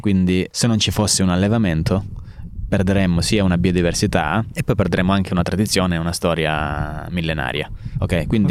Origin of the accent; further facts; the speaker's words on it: San Floro, Calabria, Italy; also born or lived in Naples; io sono cresciuto a San Floro, fino all'età di 18 anni, quindi ho fatto le scuole superiori anche qui in Calabria